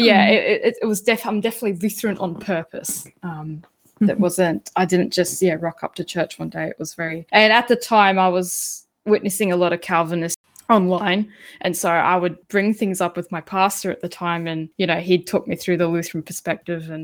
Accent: Hervey Bay, Queensland, Australia; now in Gympie region, Australia; I grew up in Harvey Bay

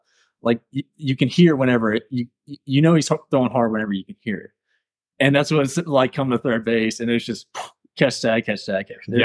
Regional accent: Chesterfield, Missouri, United States; because we're both from Chesterfield, and I was able to get dinner with him. We just talked about Chesterfield and West County

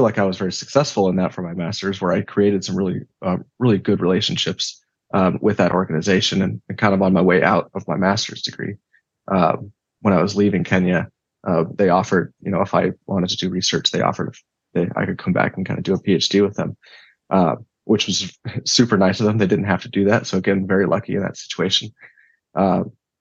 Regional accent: United States; in my backyard here in the U.S.

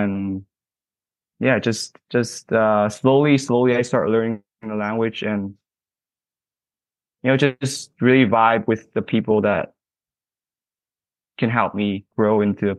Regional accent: Toronto, Ontario, Canada; I'm from Toronto, Ontario, Canada.

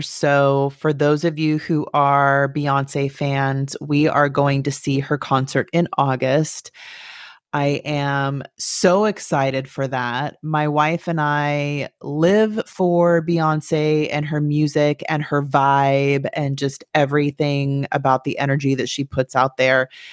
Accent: Turlock, California, United States; moved away; I'm from Turlock

